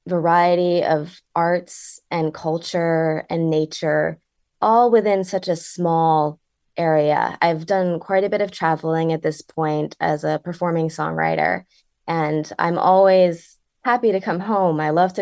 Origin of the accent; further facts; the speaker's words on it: Connecticut, United States; So I was born and raised in Connecticut. I was born in Litchfield County. And we briefly moved out of the state before we came back to where I currently live in the northeastern corner of the state.